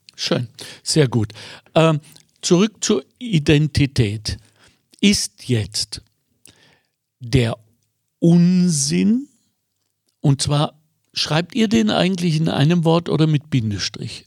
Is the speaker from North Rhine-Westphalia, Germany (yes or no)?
yes; Ruhr area, North Rhine-Westphalia, Germany; moved away; ich komme ursprünglich aus dem Ruhrgebiet